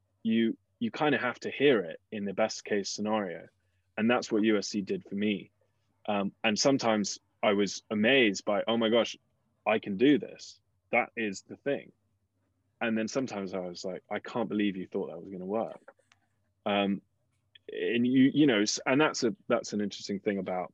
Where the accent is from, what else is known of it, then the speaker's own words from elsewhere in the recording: England, United Kingdom; moved away as an adult; when you come from England, where at the time it was pretty cheap to go to undergrad